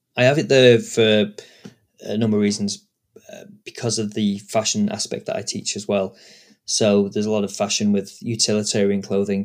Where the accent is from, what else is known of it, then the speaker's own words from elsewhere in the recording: United Kingdom; I'm British